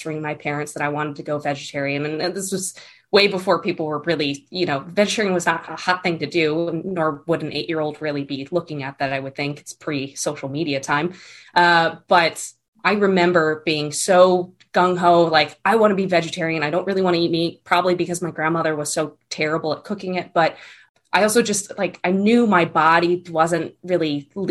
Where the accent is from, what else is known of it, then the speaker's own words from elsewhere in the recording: Connecticut, United States; I grew up on the East Coast. So I was born and raised in Connecticut.